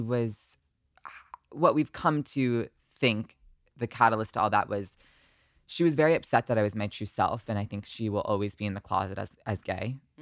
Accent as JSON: {"language": "English", "town": "Short Hills", "region": "New Jersey", "country": "United States", "tie": "born or raised there", "also_born_or_lived": "Long Island, New York", "moved": "as an adult", "lives_now": "Los Angeles, United States", "said": "when I was seven, I moved to New Jersey"}